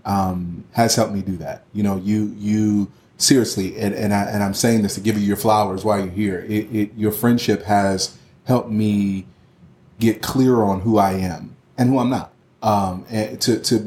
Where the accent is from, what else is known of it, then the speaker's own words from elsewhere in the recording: Philadelphia, Pennsylvania, United States; I grew up in Philly